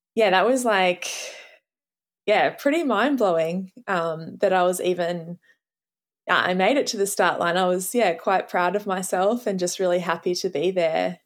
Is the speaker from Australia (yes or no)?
yes; Australia; as an Australian